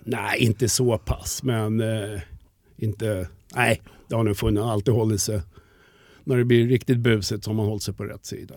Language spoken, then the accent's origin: Swedish; Stockholm, Stockholm County, Sweden; accent: 08 (Stockholm); jag är uppvuxen i Farsta